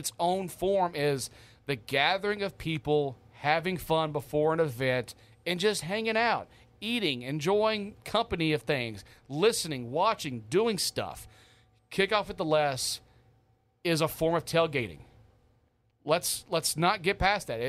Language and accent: English; the South, United States; now in Hawaii, United States; I'm from the South